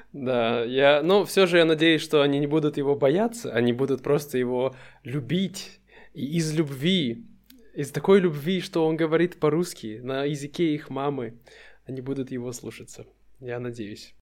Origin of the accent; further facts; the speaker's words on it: Russia; moved away; То есть это мой дом, мой родной город. И сколько бы я ни находился за пределами России, я всегда чувствую, что для меня это дом.